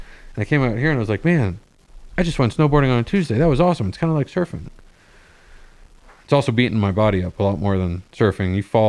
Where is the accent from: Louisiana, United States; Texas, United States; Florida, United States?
Florida, United States; moved away; I grew up surfing in Florida